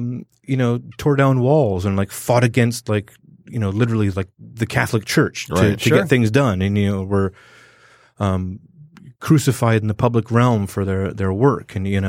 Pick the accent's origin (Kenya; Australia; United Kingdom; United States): United Kingdom; London; growing up in London, you know, I had like West Indian, Punjabi, you know, like African and other European people.